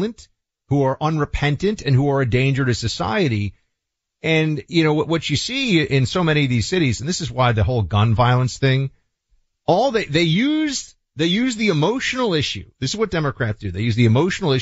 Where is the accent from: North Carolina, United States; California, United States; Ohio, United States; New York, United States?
New York, United States; New York City; I grew up in Manhattan